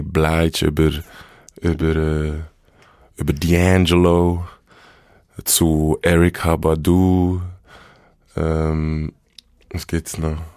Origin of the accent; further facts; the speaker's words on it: Bern, Switzerland; accent: Bernese German; first language Bernese German; ja, Berndeutsch, Berndeutsch ist meine Muttersprache und ich fühle und ich lebe auf Berndeutsch